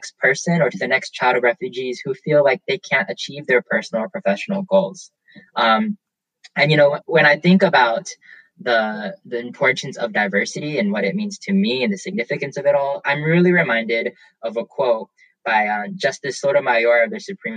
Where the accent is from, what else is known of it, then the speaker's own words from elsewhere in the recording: the South, United States; accent: Southern; I grew up in the South primarily